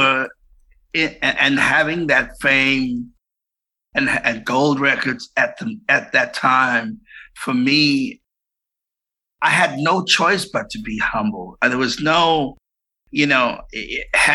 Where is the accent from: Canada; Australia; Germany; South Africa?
South Africa; also born or lived in Cape Town; I was born in Cape Town, but I was raised in South Africa